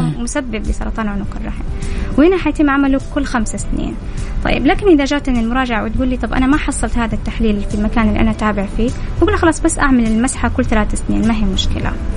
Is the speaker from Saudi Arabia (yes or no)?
yes; Saudi Arabia; عندنا في السعودية